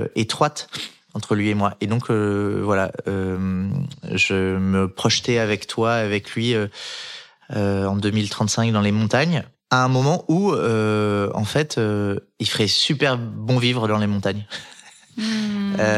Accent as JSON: {"language": "French", "town": "Les Arcs", "region": "Auvergne-Rhône-Alpes", "country": "France", "tie": "born or raised there", "said": "j'ai grandi en Savoie, dans la station de ski des Arcs"}